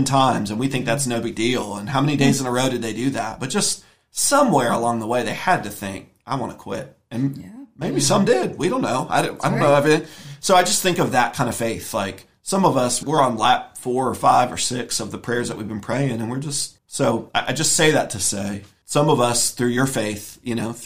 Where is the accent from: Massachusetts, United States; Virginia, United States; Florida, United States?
Virginia, United States; also born or lived in Ohio; I was born in Virginia